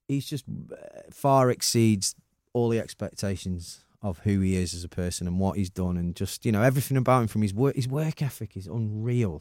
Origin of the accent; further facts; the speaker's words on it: Manchester, North West England, United Kingdom; I'm so proud of being Mancunian